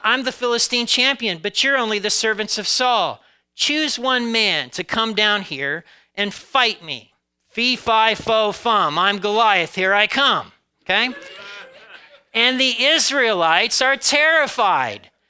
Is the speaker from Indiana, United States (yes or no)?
yes; Indiana, United States; my home state of Indiana